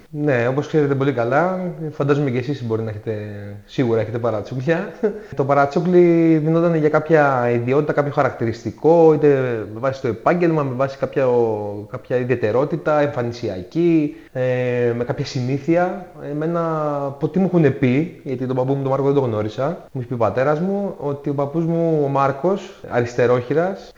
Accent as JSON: {"language": "Greek", "town": "Athens", "region": "Attica", "country": "Greece", "tie": "born or raised there", "said": "Γεννήθηκα στην Αθήνα, μεγάλωσα στην Αθήνα στον Παγκράτη, στη Γούβα Παγκρατίου."}